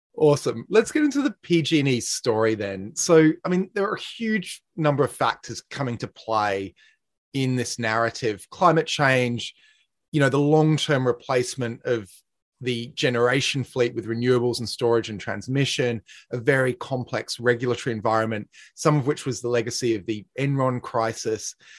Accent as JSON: {"language": "English", "country": "Australia", "moved": "yes", "said": "I'm, I'm from Australia"}